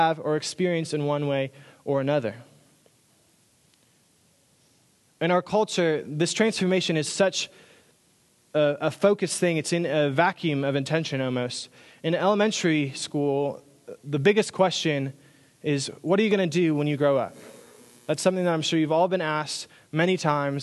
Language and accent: English; Minnesota, United States; moved away as an adult; also born or lived in Iowa; now in Texas, United States; I grew up in Minnesota